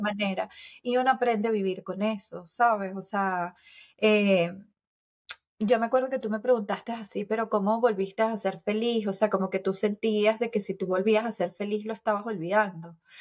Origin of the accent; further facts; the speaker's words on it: Venezuela; moved away as an adult; now in Cooper City, United States; soy venezolana, eh, tengo 45 años, los acabo de cumplir